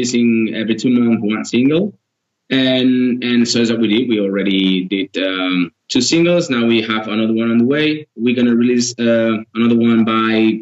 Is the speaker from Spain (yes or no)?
yes; Girona, Catalonia, Spain; we are from Girona, which is a different area